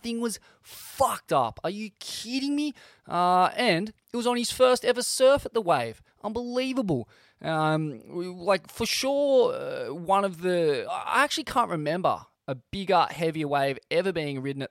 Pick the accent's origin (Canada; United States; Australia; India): Australia; growing up in Australia